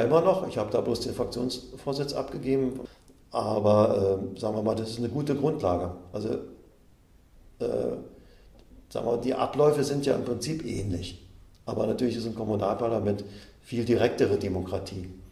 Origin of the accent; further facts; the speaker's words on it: Berlin, Germany; moved away as an adult; now in Stendal, Germany; da ich ja in Berlin groß geworden bin